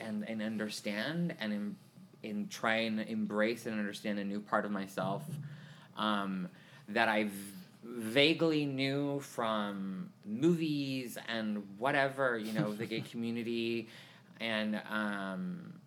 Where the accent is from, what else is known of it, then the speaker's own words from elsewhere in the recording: Vancouver, British Columbia, Canada; moved away as an adult; also born or lived in Tulsa, Oklahoma; now in Houston, United States; I am from Vancouver, British Columbia. I was raised there. I was actually born here in Oklahoma, Tulsa, but we don't talk about that. my family moved when I was 6 months old to Vancouver, and so I grew up there mostly. But I moved here to Houston when I was 21 years old